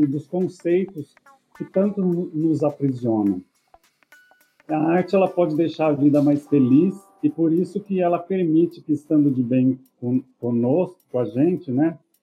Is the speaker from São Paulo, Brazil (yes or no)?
yes; Iepê, São Paulo, Brazil; also born or lived in Rancharia; nasci em Rancharia no hospital mas morei em EP, que é também perto do Presidente Prudente